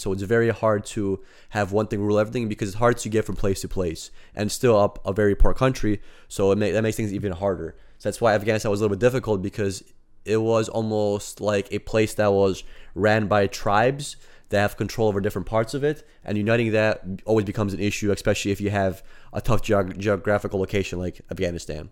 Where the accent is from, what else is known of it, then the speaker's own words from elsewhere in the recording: United States; we are American